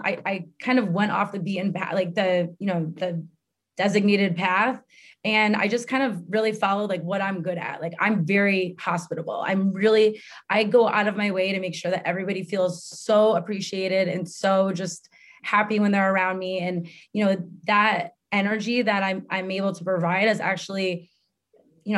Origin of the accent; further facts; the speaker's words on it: Fairfield County, Connecticut, United States; moved away as an adult; also born or lived in San Diego / New York City; Growing up in Fairfield County, Connecticut